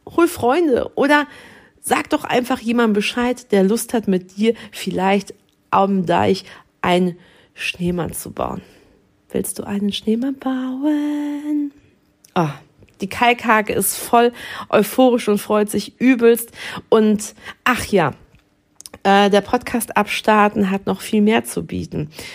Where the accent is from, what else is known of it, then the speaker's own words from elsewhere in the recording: Dortmund, North Rhine-Westphalia, Germany; moved away as an adult; now in Dithmarschen, Germany; Ich bin gebürtige Dortmunderin